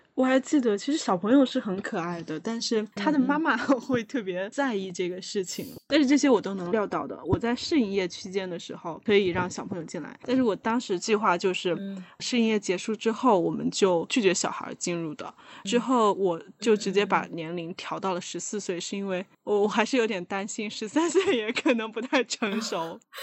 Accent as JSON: {"language": "Chinese", "town": "Wuhan", "region": "Hubei", "country": "China", "moved": "yes", "lives_now": "Beijing, China", "said": "因为我是武汉人"}